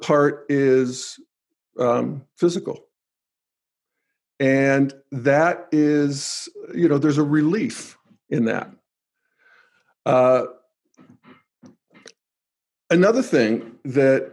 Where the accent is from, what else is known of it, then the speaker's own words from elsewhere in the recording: New Castle, Pennsylvania, United States; moved away as an adult; growing up in Newcastle, Pennsylvania